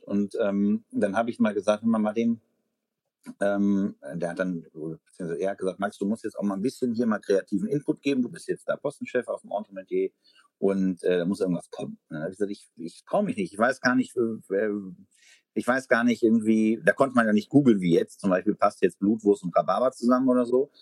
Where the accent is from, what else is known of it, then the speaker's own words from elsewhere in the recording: Ahr Valley, Rhineland-Palatinate, Germany; now in Berlin, Germany; im Ahrtal, ähm, also meine Heimat